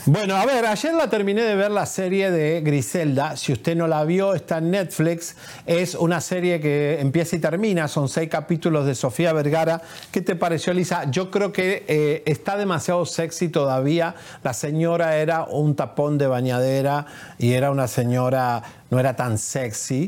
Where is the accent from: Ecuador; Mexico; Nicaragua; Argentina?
Argentina; soy argentino